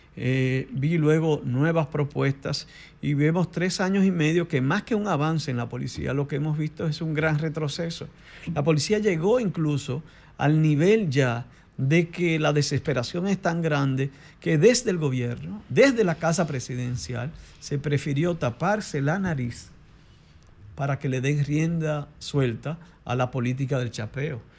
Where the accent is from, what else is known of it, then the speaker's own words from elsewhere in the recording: Dominican Republic; somos todos dominicanos y dominicanas